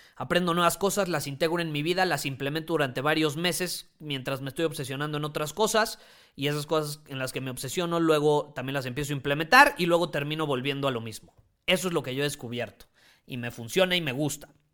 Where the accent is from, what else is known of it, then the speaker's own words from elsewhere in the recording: Mexico; Yo amo a mi país